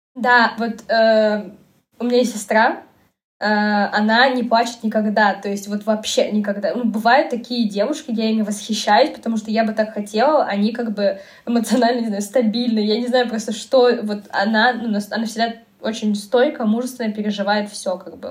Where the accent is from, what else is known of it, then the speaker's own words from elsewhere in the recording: Kazakhstan; moved away as an adult; now in Moscow, Russia; Я из Казахстана